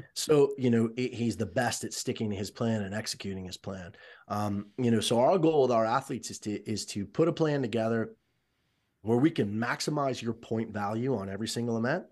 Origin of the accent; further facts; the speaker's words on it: Miami, Florida, United States; moved away; I was born and raised in Miami